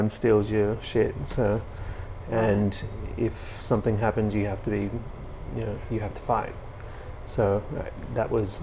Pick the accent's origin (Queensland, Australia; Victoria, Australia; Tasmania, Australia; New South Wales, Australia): Victoria, Australia; Melbourne; also born or lived in England; I grew up in around Glenroy, Broadmeadows, those areas